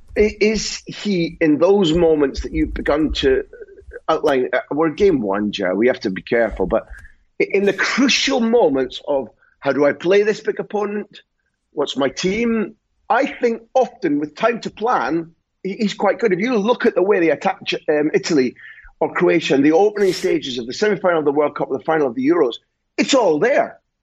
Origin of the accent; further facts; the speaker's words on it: Scotland, United Kingdom; I'm Scottish.